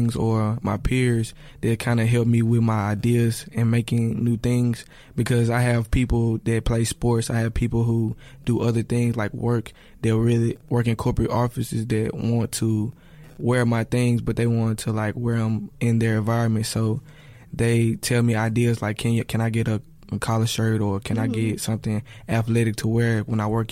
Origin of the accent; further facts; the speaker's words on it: Memphis, Tennessee, United States; from Memphis, Tennessee. I go to Rose College. I've been here all my life. I went to Whitehaven High School